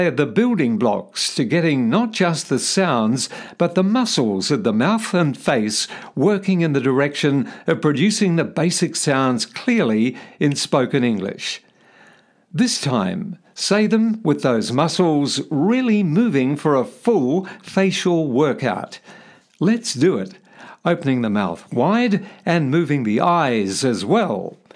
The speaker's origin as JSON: {"language": "English", "country": "New Zealand", "tie": "born or raised there", "moved": "as an adult", "lives_now": "Australia", "said": "Growing up in New Zealand, I didn't realise a strong New Zealand accent could be a problem until I moved to Australia"}